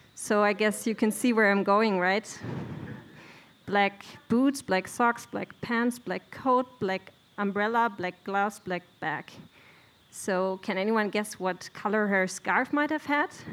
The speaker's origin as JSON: {"language": "English", "town": "Bielefeld", "region": "North Rhine-Westphalia", "country": "Germany", "moved": "as an adult", "lives_now": "Sweden", "said": "I'm from Bielefeld, a mid sized town in Germany"}